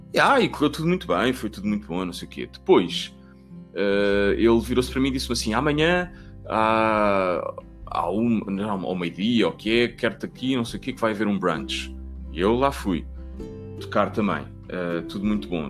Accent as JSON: {"language": "Portuguese", "town": "Cascais", "region": "Lisbon", "country": "Portugal", "tie": "born or raised there", "said": "Eu nasci em Lisboa, vim logo, vim logo para Carcavelos, e... mas a minha avó vive em Cascais e eu passei muito tempo entre Cascais e Carcavelos"}